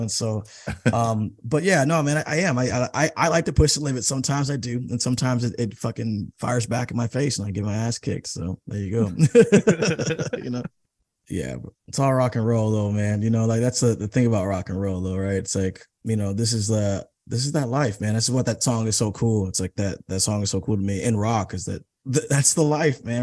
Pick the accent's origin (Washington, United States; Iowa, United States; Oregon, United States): Washington, United States; Seattle; I'm from Seattle